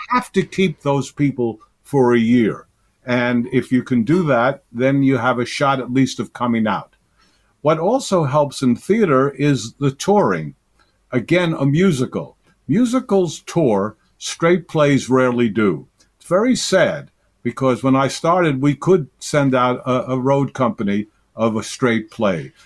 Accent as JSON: {"language": "English", "town": "New York City", "region": "New York", "country": "United States", "said": "I'm a New Yorker."}